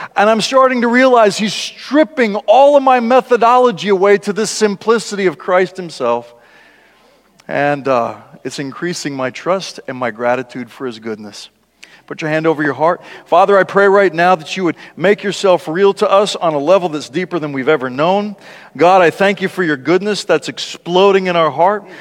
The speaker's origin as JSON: {"language": "English", "region": "South Dakota", "country": "United States", "tie": "born or raised there", "said": "when I was a kid and growing up in South Dakota"}